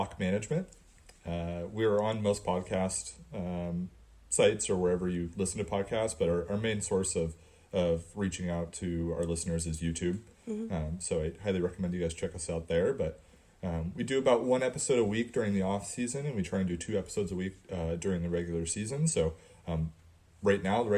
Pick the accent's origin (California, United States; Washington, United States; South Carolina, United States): Washington, United States; Whidbey Island; I grew up on Whidbey Island, but I've been working at the distillery now for about a year